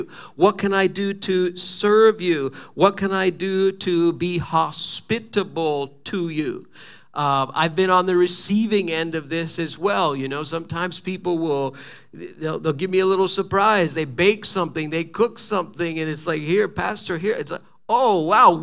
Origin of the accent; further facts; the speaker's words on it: Quebec, Canada; I'm from Quebec